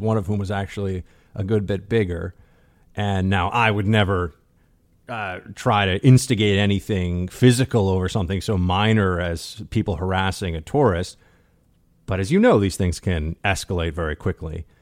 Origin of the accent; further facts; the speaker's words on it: New York City, New York, United States; my hometown